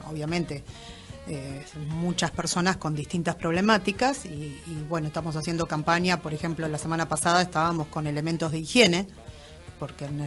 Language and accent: Spanish; Moreno, Buenos Aires Province, Argentina; la mayoría somos de Moreno, tenemos algunos